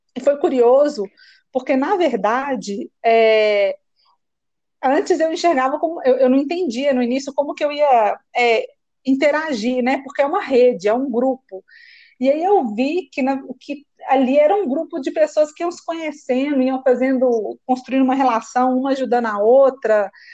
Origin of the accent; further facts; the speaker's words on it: Belo Horizonte, Minas Gerais, Brazil; eu escolhi fazer um curso técnico que existe na minha cidade, eu sou de Belo Horizonte